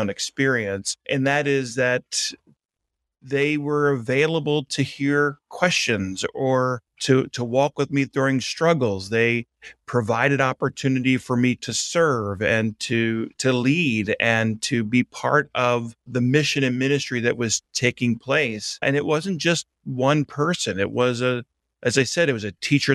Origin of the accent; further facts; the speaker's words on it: Baltimore, Maryland, United States; accent: Baltimore; moved away as an adult; also born or lived in New York / St. Louis, Missouri; I'm originally from Baltimore, Maryland